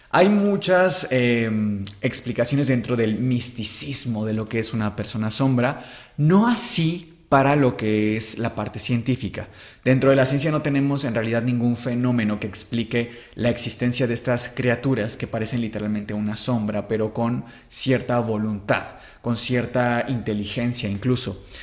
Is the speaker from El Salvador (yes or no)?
no; Mexico